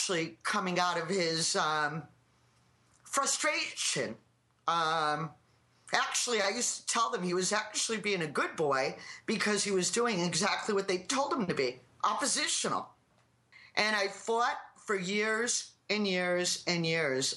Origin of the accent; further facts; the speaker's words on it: Plymouth, Massachusetts, United States; I'm from Plymouth, Mass